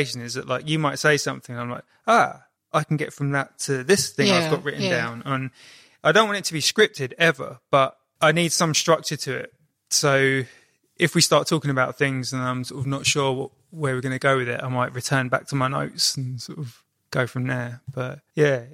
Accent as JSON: {"language": "English", "town": "Kingston upon Thames", "region": "London", "country": "United Kingdom", "tie": "born or raised there", "also_born_or_lived": "Brighton", "moved": "yes", "said": "growing up in Kingston upon Thames"}